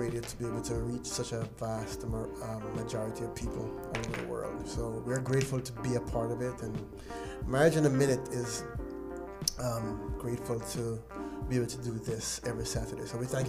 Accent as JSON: {"language": "English", "country": "Jamaica", "said": "radio listeners out there in Jamaica. I say Jamaica because that's where we're from"}